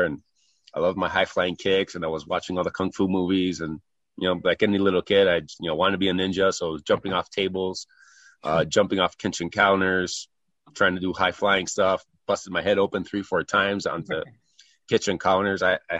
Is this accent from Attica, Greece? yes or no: no; Kalamata, Peloponnese, Greece; moved away as an adult; also born or lived in Chicago / Houston / Los Angeles; now in United States; So I was 8 years old at the time, finished second grade here in the US, and we moved back. Went through high school there. Great life for a kid. Living in a small town in Greece, about 50,000 people